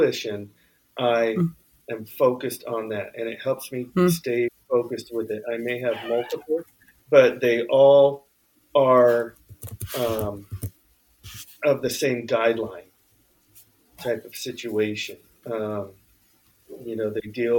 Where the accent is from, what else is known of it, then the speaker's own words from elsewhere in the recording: Bay Area, California, United States; now in Santa Cruz, United States; I'm from the Bay Area, living in Santa Cruz